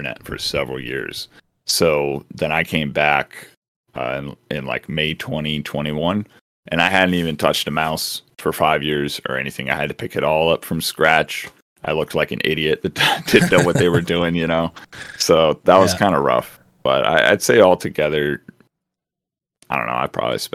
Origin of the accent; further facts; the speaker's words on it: United States; being an American